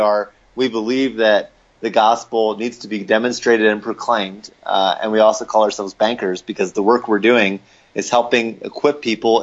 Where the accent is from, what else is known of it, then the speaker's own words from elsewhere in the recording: Lancaster, Pennsylvania, United States; moved away as an adult; now in Denver, United States; I grew up in Lancaster, Pennsylvania, so an Amish country, and moved out here to get married to my wife, Allie, in 2008, and have been in Denver since then